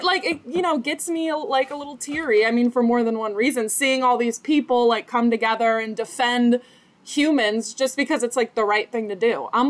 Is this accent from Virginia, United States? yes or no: no; Iowa, United States; I'm from Iowa